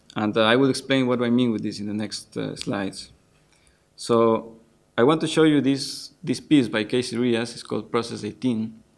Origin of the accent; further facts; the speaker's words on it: Ecuador; moved away as an adult; now in Netherlands; I studied composition informally for some years in my home country, in Ecuador